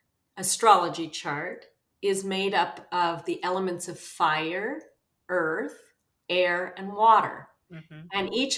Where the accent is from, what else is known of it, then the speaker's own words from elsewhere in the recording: Los Angeles, California, United States; also born or lived in New York City; I grew up in West Los Angeles. Well, I was born in New York City. I don't remember that part, but I really had an extraordinarily magical, imaginative childhood in West Los Angeles